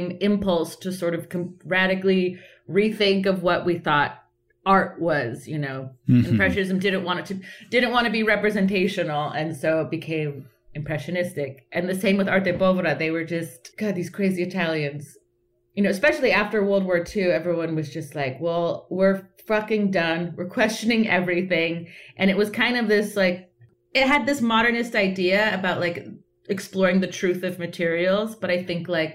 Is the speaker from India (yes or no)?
no; Southern California, United States; I was born and raised in Southern California